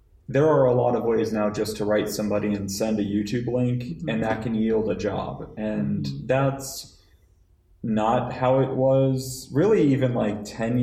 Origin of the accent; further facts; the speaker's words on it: Colorado, United States; I'm from Colorado.